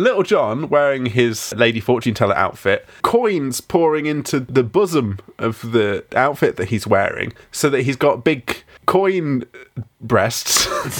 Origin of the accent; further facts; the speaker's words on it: England, United Kingdom; I'm English